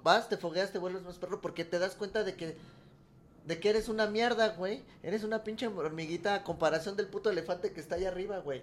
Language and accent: Spanish; Mexico